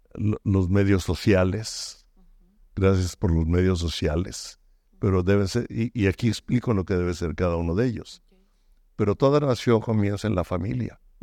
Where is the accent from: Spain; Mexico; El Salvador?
Mexico; moved away as an adult; also born or lived in Baja California Sur; now in United States; soy mexicano, que vivimos en Estados Unidos, ah, sigo siendo muy mexicano